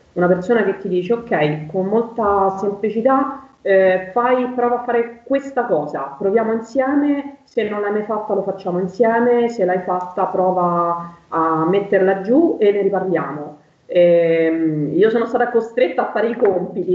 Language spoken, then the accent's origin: Italian; Rome, Lazio, Italy; sono di Roma